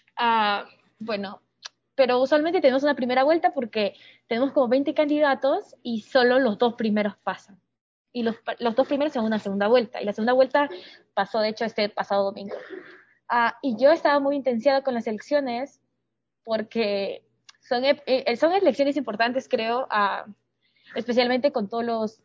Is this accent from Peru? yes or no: yes; Peru; moved away; also born or lived in Singapore; desde que me fui de Perú